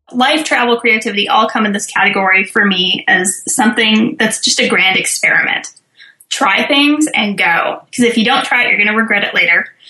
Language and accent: English; Bay Area, California, United States; also born or lived in Santa Cruz Mountains; I'm from California originally, from the Bay Area